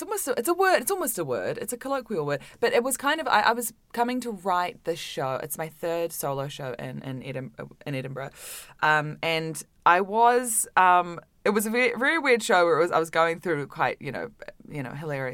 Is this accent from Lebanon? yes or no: no; Auckland, New Zealand; moved away; Auckland in New Zealand. Yeah. So I grew up